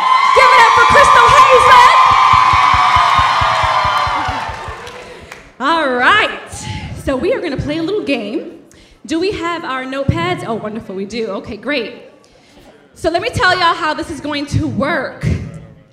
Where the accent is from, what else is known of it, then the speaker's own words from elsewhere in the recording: New York City, New York, United States; we're also from Brooklyn